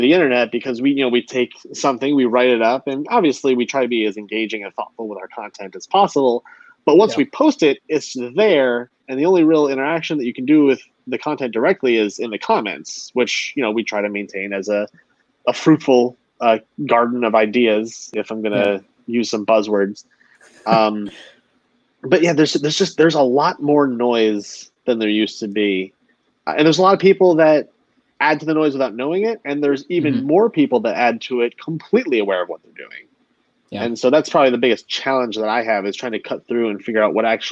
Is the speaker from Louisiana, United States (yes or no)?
no; Wisconsin, United States; moved away; I moved away from Wisconsin